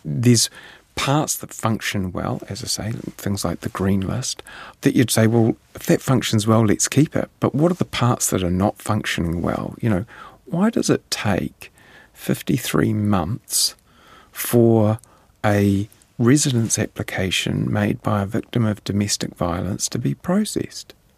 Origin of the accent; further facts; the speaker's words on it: New Zealand; as a New Zealander